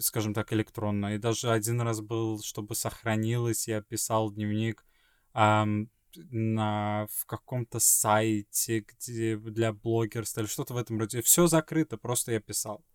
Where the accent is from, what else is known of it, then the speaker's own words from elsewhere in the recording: Sweden; moved away; из Швеции